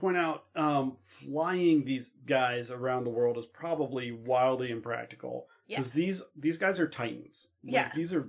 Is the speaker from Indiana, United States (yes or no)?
no; West Virginia, United States; I'm from West Virginia.